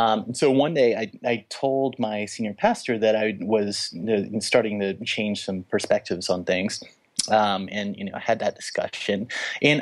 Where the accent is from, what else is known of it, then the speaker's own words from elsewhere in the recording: Little Rock, Arkansas, United States; I grew up in Little Rock, Arkansas, in a very conservative evangelical setting